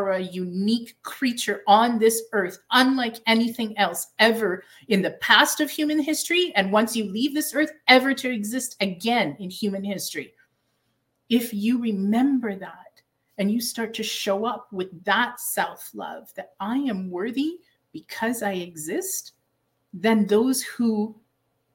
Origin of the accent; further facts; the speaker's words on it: Canada; I am Canadian